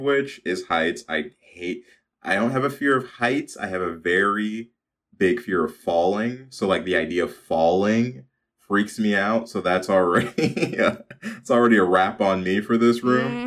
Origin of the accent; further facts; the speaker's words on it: Chicago, Illinois, United States; growing up in Chicago.